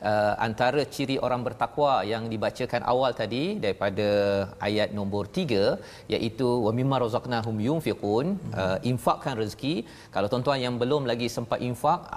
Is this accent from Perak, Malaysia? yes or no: yes; Perak, Malaysia; Saya orang Perak.